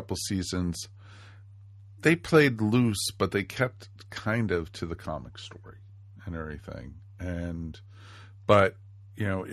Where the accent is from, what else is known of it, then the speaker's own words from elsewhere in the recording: Washington, District of Columbia, United States; I grew up in Washington, D.C.